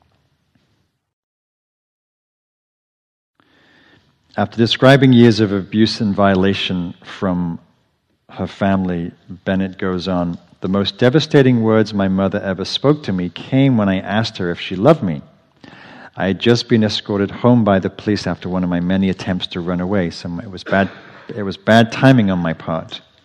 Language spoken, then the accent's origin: English; England, United Kingdom; moved away as an adult; now in United States; growing up in England where there's nothing poisonous